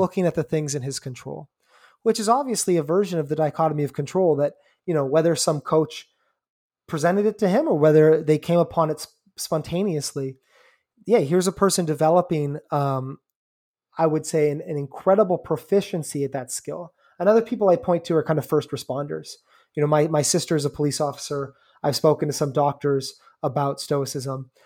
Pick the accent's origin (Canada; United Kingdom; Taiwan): Canada; I'm Canadian